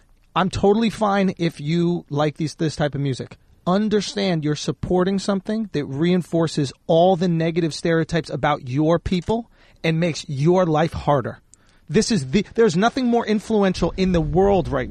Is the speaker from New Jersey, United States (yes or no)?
no; New York City, New York, United States; I grew up in New York City.